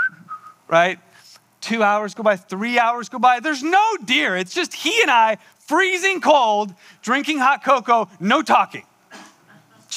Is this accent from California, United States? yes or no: yes; San Diego, California, United States; moved away; also born or lived in Olympia, Washington; I grew up in San Diego, and I had never even shot a gun before. So I moved to Olympia, Washington